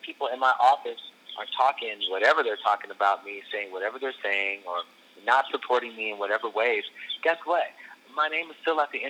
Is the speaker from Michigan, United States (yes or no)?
yes; Michigan, United States; also born or lived in Atlanta; now in Los Angeles, United States; Well, I moved from Michigan to Atlanta.